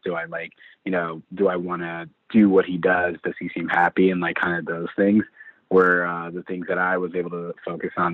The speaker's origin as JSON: {"language": "English", "town": "St. Louis", "region": "Missouri", "country": "United States", "said": "I'm from St. Louis, Missouri."}